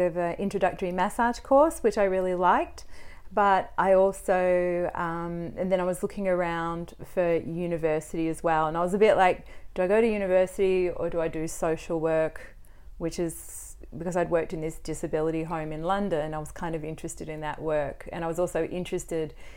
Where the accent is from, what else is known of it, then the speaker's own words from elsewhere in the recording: Melbourne, Victoria, Australia; also born or lived in Wagga Wagga; I was from Melbourne, went to Wagga Wagga. Yeah. Came back to Melbourne.